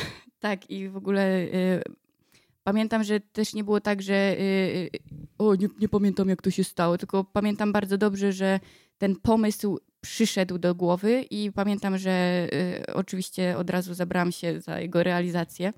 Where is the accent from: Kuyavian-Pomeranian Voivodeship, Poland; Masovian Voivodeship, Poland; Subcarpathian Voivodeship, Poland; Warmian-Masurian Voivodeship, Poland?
Kuyavian-Pomeranian Voivodeship, Poland; Bydgoszcz; jestem typiarą z Fordonu